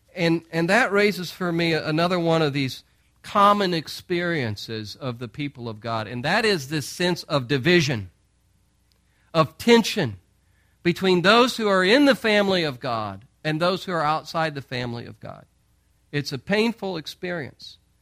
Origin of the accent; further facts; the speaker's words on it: St. Louis, Missouri, United States; moved away; we're from Saint Louis